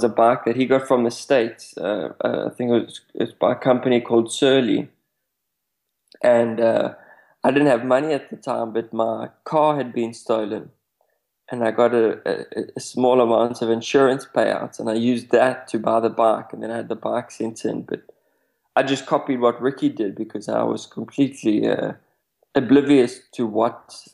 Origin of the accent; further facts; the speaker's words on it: South Africa; even though I come from South Africa, I hadn't seen much of Africa